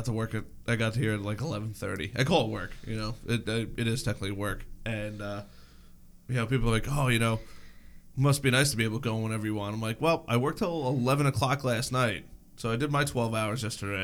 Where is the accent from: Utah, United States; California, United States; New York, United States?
New York, United States; I'm a New Yorker